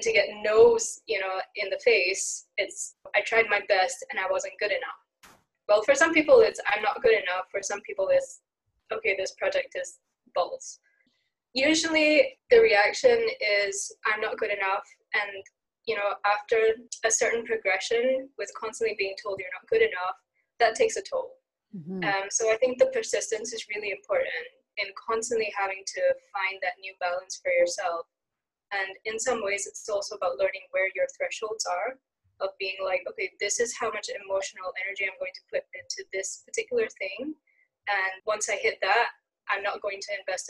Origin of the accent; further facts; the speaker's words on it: Singapore; moved away as an adult; also born or lived in Sweden; growing up in Singapore